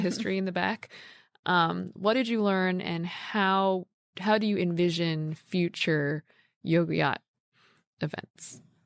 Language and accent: English; New York, United States; I'm a New Yorker